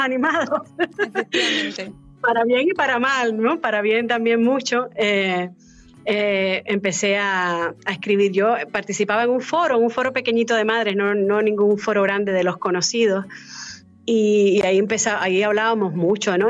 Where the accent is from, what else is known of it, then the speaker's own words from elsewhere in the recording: Cuba; moved away; yo nací en Cuba y me eduqué en Cuba